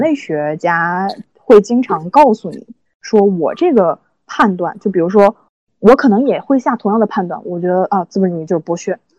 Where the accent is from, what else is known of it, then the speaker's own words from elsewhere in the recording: China; 我们都是中国人